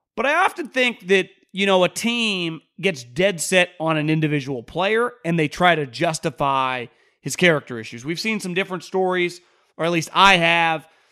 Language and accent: English; West Coast, United States; also born or lived in Northeast (US); I'm from the West Coast. I lived in the Northeast for a couple years